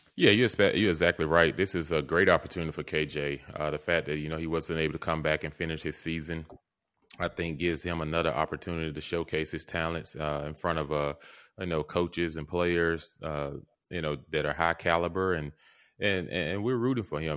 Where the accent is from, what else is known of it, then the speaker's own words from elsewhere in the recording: Mississippi, United States; I grew up in Mississippi